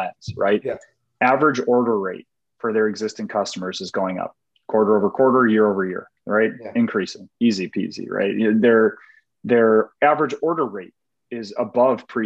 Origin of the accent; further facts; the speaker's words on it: Chicago, Illinois, United States; I was a vendor at Wrigley Field for a long time growing up in Chicago